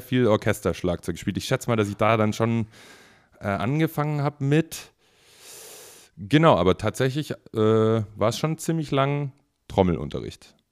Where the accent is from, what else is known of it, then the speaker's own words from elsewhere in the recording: the South, Southern Germany, Germany; moved away; also born or lived in Berlin; ich komme ja eigentlich aus dem Süden